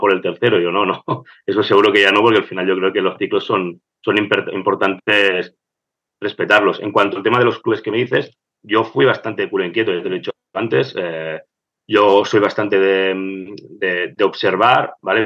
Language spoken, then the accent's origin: Spanish; Barcelona, Catalonia, Spain; yo fui estudiante de, mi escuela, aquí de, Gracia, de Bedruna. Eh, estudié todo mi vida ahí